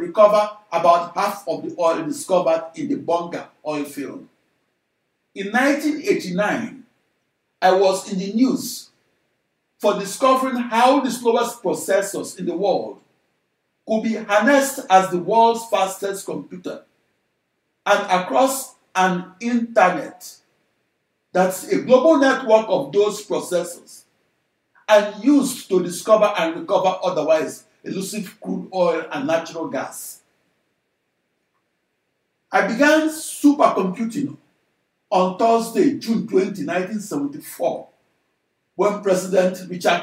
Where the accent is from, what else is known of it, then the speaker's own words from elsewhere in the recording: Onitsha, Anambra, Nigeria; moved away as an adult; also born or lived in Corvallis, Oregon, United States; now in United States; my hometown of Onitsha